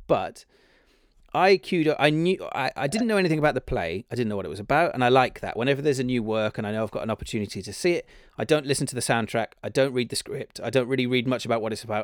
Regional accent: Cardiff, Wales, United Kingdom; moved away as an adult; now in London, United Kingdom; I grew up in Cardiff.

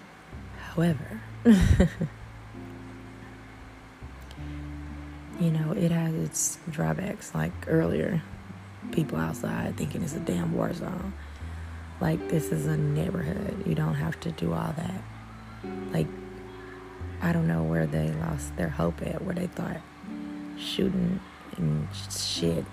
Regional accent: Houston, Texas, United States; I'm from Houston.

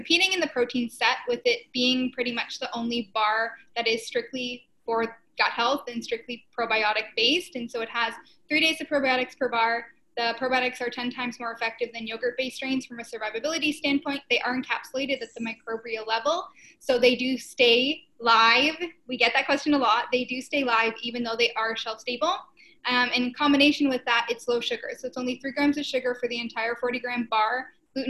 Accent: Ontario, Canada; also born or lived in Hamilton, Canada / Korea; We're from Ontario, so studied in Hamilton

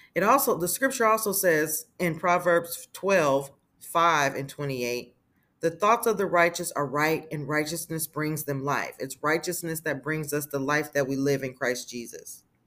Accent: Las Vegas, Nevada, United States; moved away as an adult; now in Texas, United States; I'm originally born and raised in Las Vegas, Nevada. I, however, have been living in Texas for at least seven years

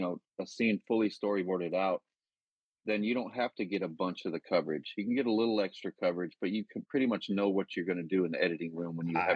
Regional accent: the South, United States; accent: Southern; I had a Southern accent, so the first thing they had me do is work on my Southern accent and get rid of it.

